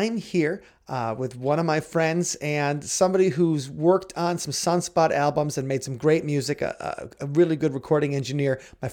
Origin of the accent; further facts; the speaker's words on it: Wisconsin, United States; growing up in Wisconsin